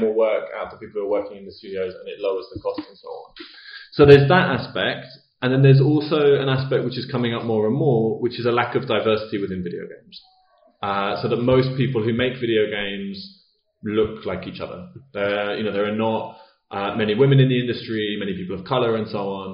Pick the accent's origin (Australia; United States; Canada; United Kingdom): United Kingdom; as a British person